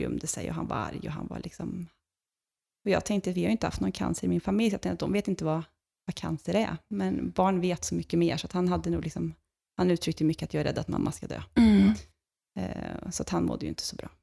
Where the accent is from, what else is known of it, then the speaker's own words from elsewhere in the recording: Lidköping, Västra Götaland, Sweden; hemma i Lidköping, där jag kommer ifrån